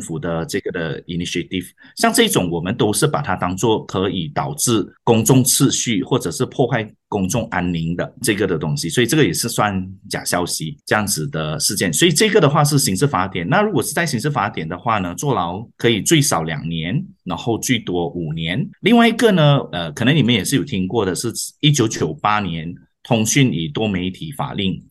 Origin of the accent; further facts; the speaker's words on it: Muar, Johor, Malaysia; now in Petaling Jaya, Malaysia; 出生在马拉坡，呃，一个小的地方。那目前是在吉隆坡，或者应该正确来说是雪兰莪和大林斋亚经营自己的律师楼